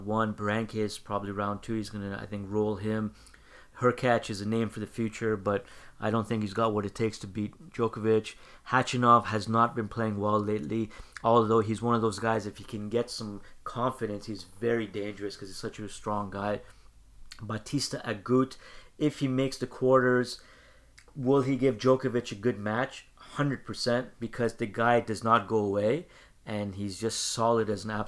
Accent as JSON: {"language": "English", "country": "Canada"}